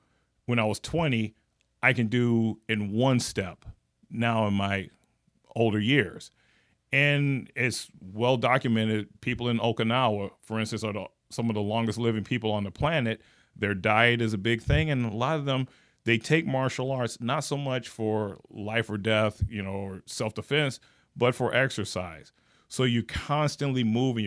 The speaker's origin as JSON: {"language": "English", "town": "Gary", "region": "Indiana", "country": "United States", "moved": "yes", "said": "I'm originally from Gary, Indiana."}